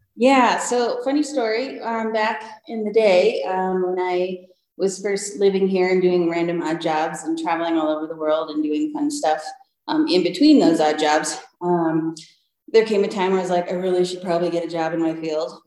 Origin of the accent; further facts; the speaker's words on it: Michigan, United States; now in Breckenridge, United States; I, I grew up in Michigan and playing in the lakes and going skiing all the time